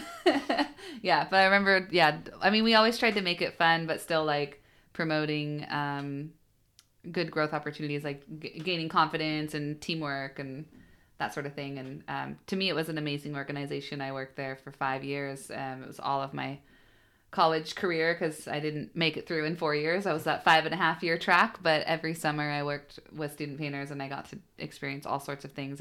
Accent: Bellingham, Washington, United States; I was born and raised in Bellingham, so I, uh, did my whole, yeah, I guess public education there

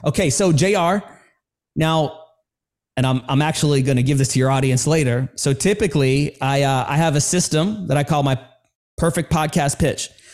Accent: New York City, New York, United States; I grew up in New York City

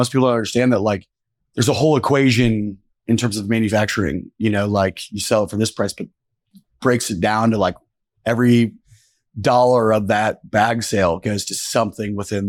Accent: Noblesville, Indiana, United States; I'm from Noblesville, yeah.

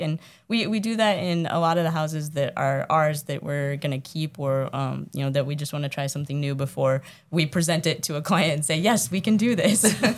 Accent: Iowa, United States; now in Massachusetts, United States; I'm from Iowa.

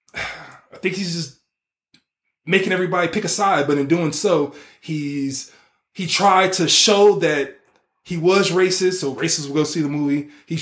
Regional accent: Nigeria; if I'm from West Africa, because I'm Nigerian

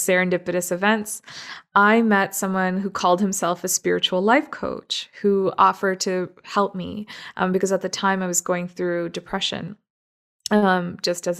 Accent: Toronto, Ontario, Canada; moved away as an adult; also born or lived in Middle East; now in Burnaby, Canada; I actually grew up in Toronto

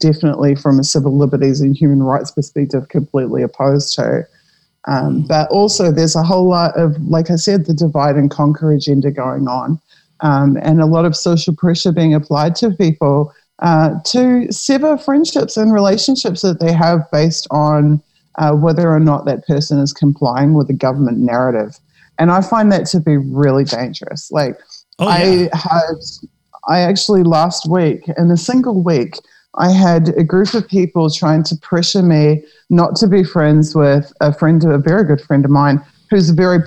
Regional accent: New Zealand; now in Europe; I'm a New Zealander, but I'm in Europe

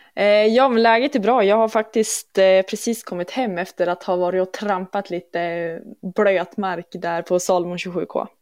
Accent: Umeå, Västerbotten County, Sweden; moved away as an adult; also born or lived in Jämtland; now in Duved, Sweden; har ju gått skola i Umeå, så att sen jag var, från att jag var 6 till att jag var 18 så var det ju platta Umeå som var hemmastaden

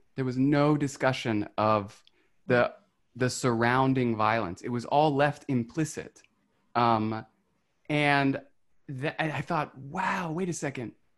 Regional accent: West Virginia, United States; now in Brooklyn, United States; I was 11 when that happened. I was, mm-hmm. and I was living in West Virginia.

